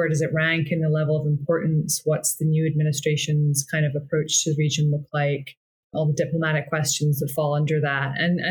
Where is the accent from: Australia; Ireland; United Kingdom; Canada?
United Kingdom; Scotland; I'm from Scotland, although my accent doesn't really give it away much anymore